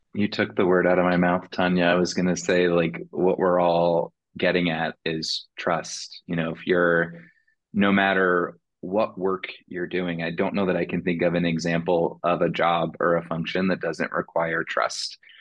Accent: Indiana, United States; woman of color in my hometown in Indiana

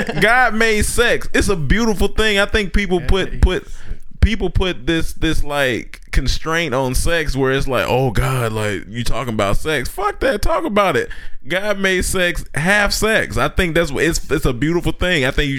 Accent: Chapel Hill, North Carolina, United States; it's my hometown

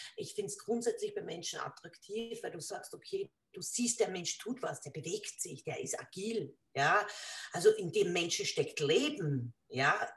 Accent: Lower Austria, Austria; bei uns in Niederösterreich

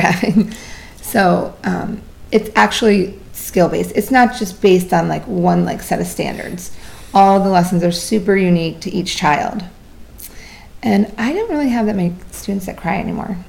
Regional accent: Vermont, United States; now in Florida, United States; I was born in Vermont

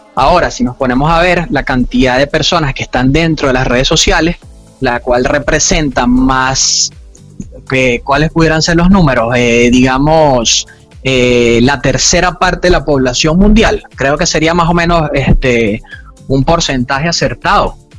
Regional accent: Venezuela; now in Panama; soy de Venezuela

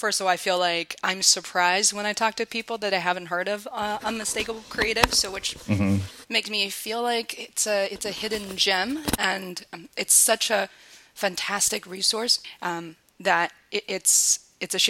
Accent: Beijing, China; moved away; I'm originally from Beijing

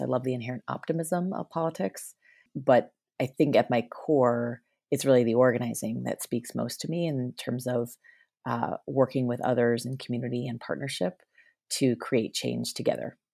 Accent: Northeast, United States; I grew up in the Northeast

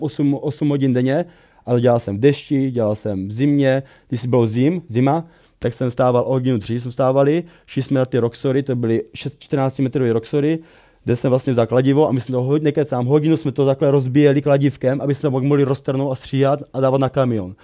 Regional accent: Brno, South Moravian Region, Czechia; pocházím z Brna, kde jsem vyrůstal

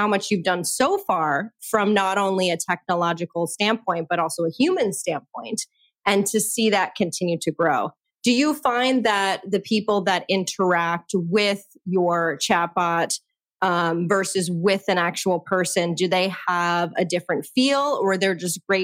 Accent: New Jersey, United States; I'm from New Jersey

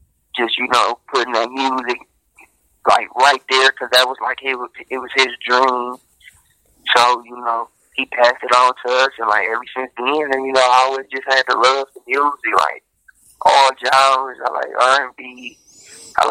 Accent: Detroit, Michigan, United States; From Detroit, West Side, Linwood. I was raised on Atkinson between 14th and LaSalle

